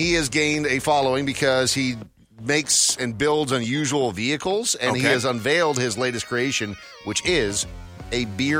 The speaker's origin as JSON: {"language": "English", "town": "Brainerd", "region": "Minnesota", "country": "United States", "tie": "born or raised there", "moved": "yes", "said": "I grew up in a small town in Minnesota called Brainerd."}